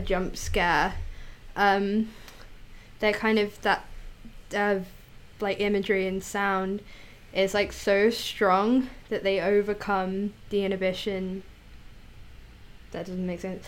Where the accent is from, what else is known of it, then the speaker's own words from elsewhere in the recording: United Kingdom; as a British child